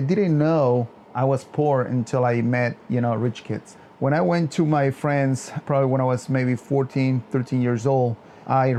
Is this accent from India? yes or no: no; Yucatán, Mexico; now in Arlington, United States; I'm from Yucatan, Mexico. I pretty much grew up in a farm